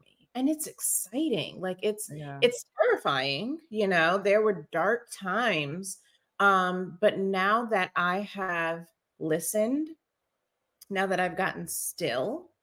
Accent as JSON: {"language": "English", "region": "New York", "country": "United States", "tie": "born or raised there", "moved": "as an adult", "lives_now": "Maryland, United States", "said": "I grew up in New York and then I came here for college and I stayed"}